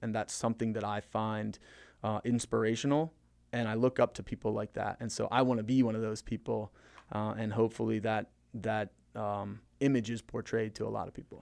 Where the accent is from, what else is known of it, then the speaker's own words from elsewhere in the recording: Maryland, United States; also born or lived in Florida / Frederick, Maryland; we moved from Florida to Maryland, uh, over Christmas break when I was in third grade